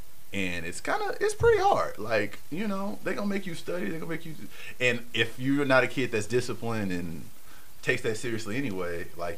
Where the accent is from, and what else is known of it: Dallas, Texas, United States; born or raised there